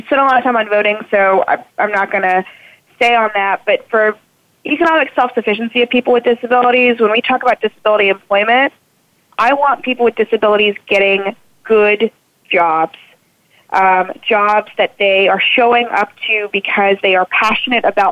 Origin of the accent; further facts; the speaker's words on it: South Louisiana, United States; moved away; also born or lived in Houston; I'm originally from South Louisiana, so one of my earliest memories is actually of Hurricane Andrew